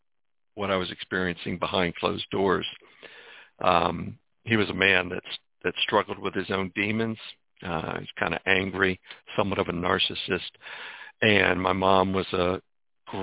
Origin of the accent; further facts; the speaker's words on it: Washington, District of Columbia, United States; also born or lived in Mount Rainier, Maryland; I was born in Washington, D.C., and my dad was a minister just over the border in a little town called Mount Rainier. Grew up in a church home